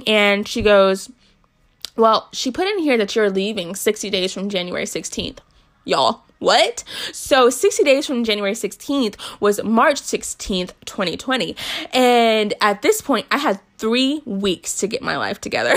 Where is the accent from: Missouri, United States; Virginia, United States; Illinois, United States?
Virginia, United States; Newport News; moved away as an adult; also born or lived in Florida; I grew up in Newport News, Virginia for the most part. I lived in Florida for two years when I was younger, but like, I grew up in Newport News